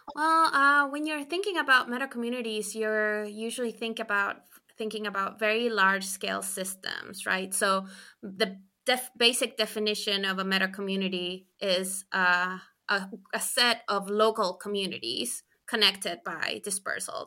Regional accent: Chile; moved away as an adult; also born or lived in United States; I'm from Chile, so in South America

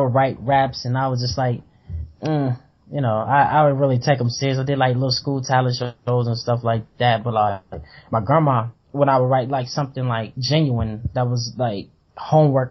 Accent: the South, United States; I was growing up in the South

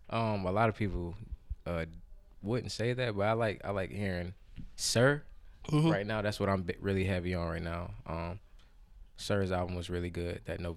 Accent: Columbia, South Carolina, United States; moved away as an adult; now in Clemson, United States; I am from Columbia, South Carolina, representing the 803. I reside in the 864 right now. I attend school in Clemson University

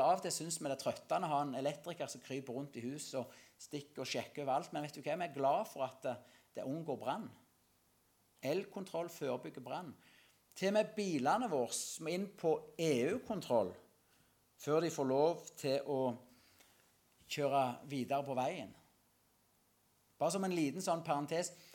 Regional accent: Norway; Salte, det er der jeg kommer ifra, vokse opp

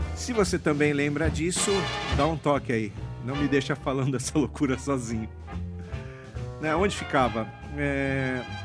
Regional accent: São Paulo, Brazil; eu cresci ali na Praça da Liberdade

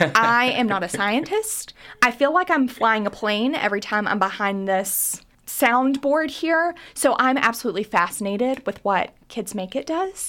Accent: Kentucky, United States; also born or lived in New York City; I was born and raised in Kentucky, I moved to New York City right after college, and I finally landed in Lexington

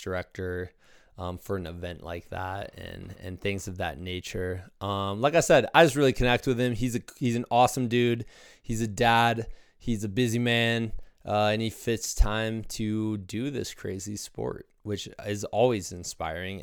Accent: eastern Iowa, United States; my hometown in, uh, kinda eastern Iowa area

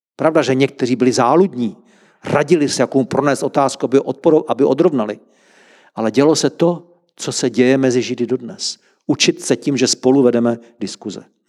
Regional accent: Czechia; Jsme Češi

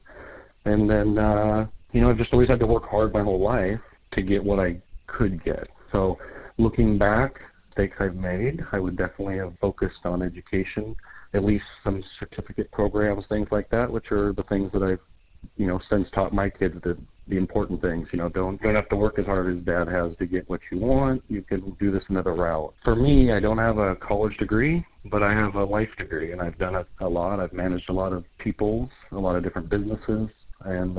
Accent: Longview, Washington, United States; I lived in Longview my entire life, 45 years. I've went to R.A. Long High School, a whole Longview schools

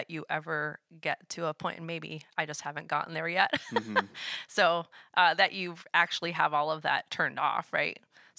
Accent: New England, United States; I grew up in New England, so there was no context or reference for Brethren in Christ or Anabaptists in the spaces I grew up.

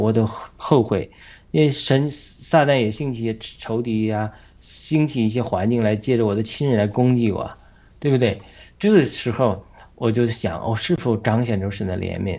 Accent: China; 我们中国人

